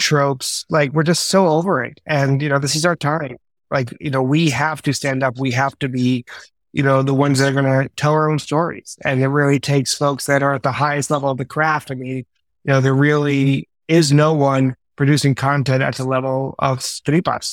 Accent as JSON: {"language": "English", "town": "Mount Vernon", "region": "New York", "country": "United States", "tie": "born or raised there", "also_born_or_lived": "Bronx, New York", "said": "I grew up in Mount Vernon, you know, born in the Bronx"}